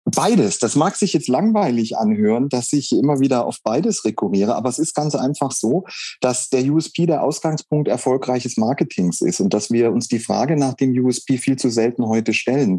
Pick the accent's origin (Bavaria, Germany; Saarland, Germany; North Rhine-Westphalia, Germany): Saarland, Germany; moved away; also born or lived in Lake Constance / Wuppertal; Jetzt bin ich nicht gebürtig aus dem Saarland, sondern ich bin am Bodensee geboren, aber ich bin im Saarland aufgewachsen